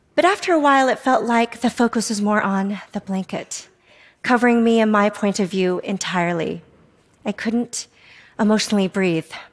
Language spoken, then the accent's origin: English; Salt Lake City, Utah, United States; also born or lived in South Korea; was three years old, I was transracially adopted from South Korea by a white family in Salt Lake City, Utah. I arrived in America